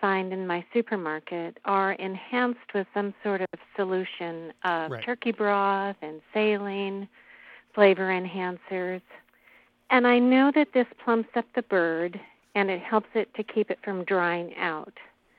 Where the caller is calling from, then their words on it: Spokane, Washington, United States; Spokane, Washington.